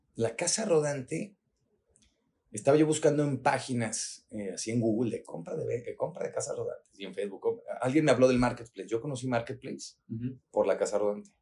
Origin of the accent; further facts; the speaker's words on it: Mexico; also born or lived in Guadalajara; mexicanos mexicano no, no tenemos la cultura como el estadounidense o el canadiense